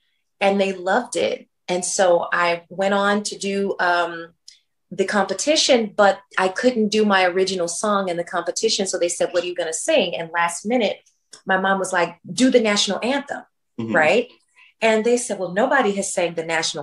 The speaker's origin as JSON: {"language": "English", "town": "Memphis", "region": "Tennessee", "country": "United States", "tie": "born or raised there", "said": "I'm from Memphis, Tennessee"}